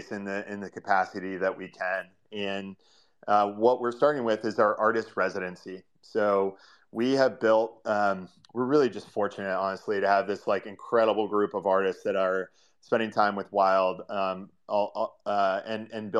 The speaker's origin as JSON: {"language": "English", "region": "Ohio", "country": "United States", "tie": "born or raised there", "also_born_or_lived": "New York City", "moved": "as an adult", "lives_now": "San Francisco, United States", "said": "I am born and raised in Ohio, for any Midwest United States fans out there, and kind of grew up in farm country there."}